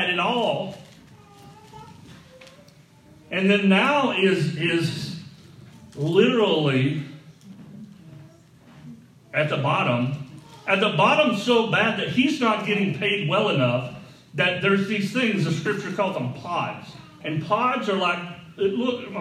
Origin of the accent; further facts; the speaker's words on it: the South, United States; I grew up in the South